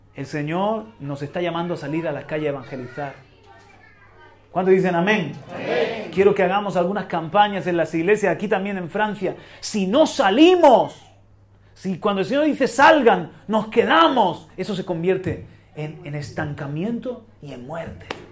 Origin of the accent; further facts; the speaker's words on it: Region of Murcia, Spain; Yo también soy murciano, yo también soy español.